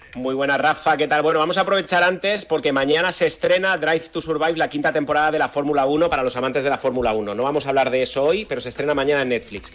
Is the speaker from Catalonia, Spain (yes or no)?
yes; Badalona, Catalonia, Spain; de Badalona, de donde soy yo